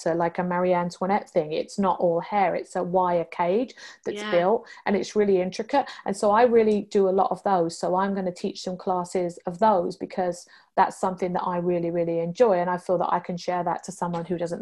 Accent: United Kingdom; moved away as an adult; also born or lived in London, England / Hong Kong; being British

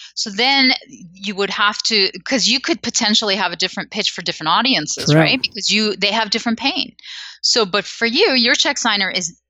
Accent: Canada; Because I'm Canadian, you see, like, we're gentle.

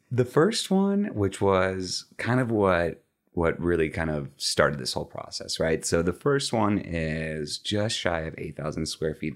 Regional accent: just outside of Chicago, Illinois, United States; moved away as an adult; also born or lived in Los Angeles; now in Dallas, United States; born and raised in the Midwest, grew up just outside of Chicago

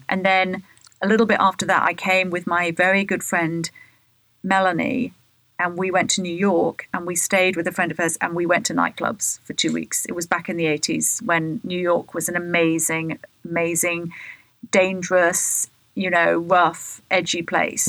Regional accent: Bath, South West England, United Kingdom; moved away as an adult; now in United States; growing up in Bath

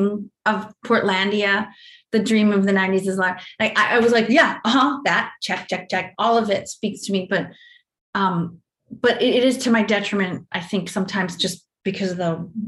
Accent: Rockville Centre, New York, United States; moved away; I grew up in Rockville Center

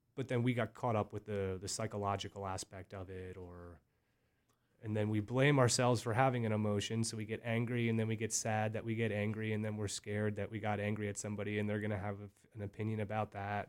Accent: Berks County, Pennsylvania, United States; I grew up from such a small little area of Berks County

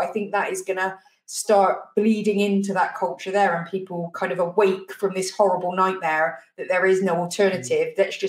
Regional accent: Bristol, South West England, United Kingdom; moved away as an adult; now in Wales, United Kingdom; I'm from Bristol originally

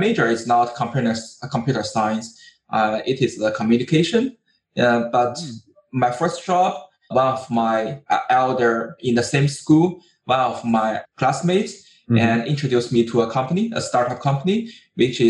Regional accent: China; I'm from China

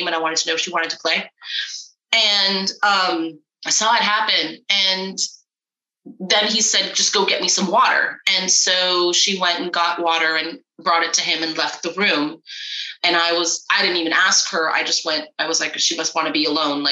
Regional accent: Florida, United States; growing up in Florida

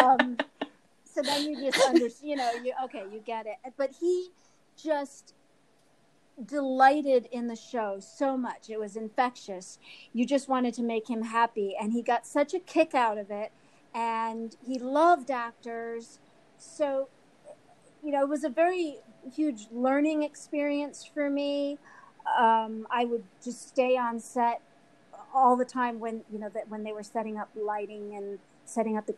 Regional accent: Newport, Rhode Island, United States; I grew up in Newport, Rhode Island

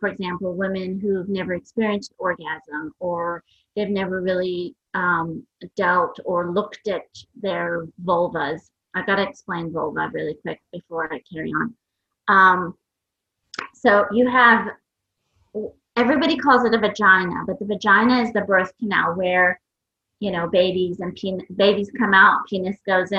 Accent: New York, United States; English is a second language; also born or lived in Iran; So I was born in Iran. We left Iran in 1979, moved to New York. For me, it was quite traumatic because I didn't know English.

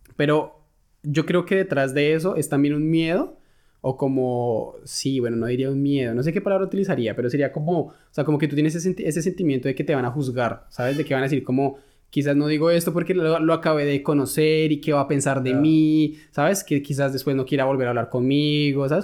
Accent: Colombia; moved away as an adult; now in Germany; lo que yo he vivido, lo que se puede vivir en, Colombia

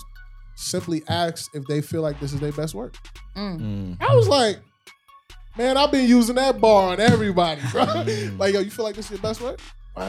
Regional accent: New York, United States; I'm from New York, so, you know, we got this real cutthroat kind of vibe about us.

